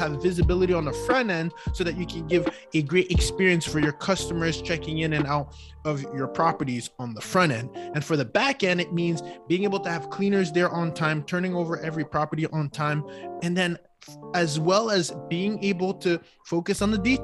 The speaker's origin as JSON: {"language": "English", "country": "Canada", "said": "I'm Canadian"}